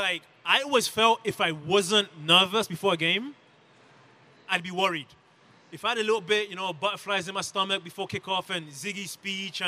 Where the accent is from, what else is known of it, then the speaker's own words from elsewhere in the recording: London, United Kingdom; moved away as an adult; also born or lived in Democratic Republic of the Congo; now in United States; I was born in the Congo and raised in London from age 4 onwards.